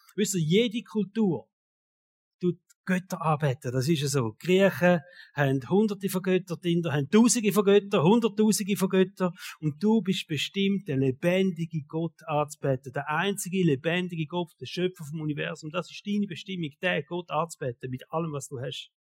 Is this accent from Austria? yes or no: no; Switzerland; uns Schweizer